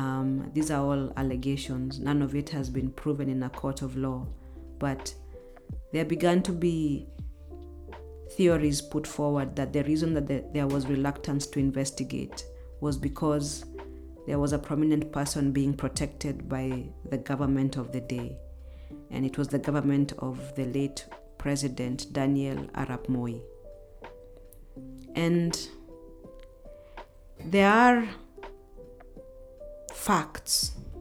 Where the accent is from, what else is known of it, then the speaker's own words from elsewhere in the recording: Kenya; reading this as a Kenyan